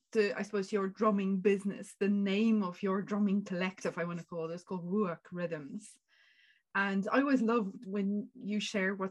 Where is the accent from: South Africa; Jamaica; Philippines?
South Africa; now in Ireland; I am a South African that came all the way to Ireland to learn how to play the African drums